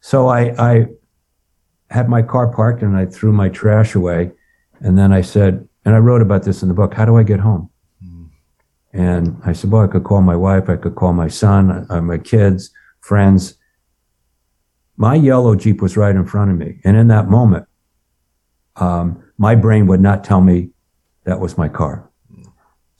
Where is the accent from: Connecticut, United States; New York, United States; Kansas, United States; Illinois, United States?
New York, United States; Rye; moved away; also born or lived in Cape Cod, Massachusetts; we grew up in Rye, New York, outside Manhattan